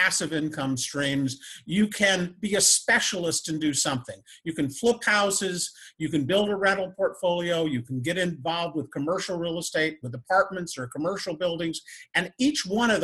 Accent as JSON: {"language": "English", "region": "northern Indiana", "country": "United States", "tie": "born or raised there", "said": "I grew up in northern Indiana, right on Lake Michigan, on a blueberry farm."}